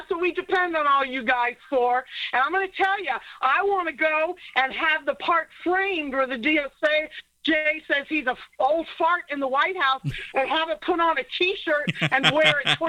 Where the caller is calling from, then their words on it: Florida, United States; I'm calling from Florida.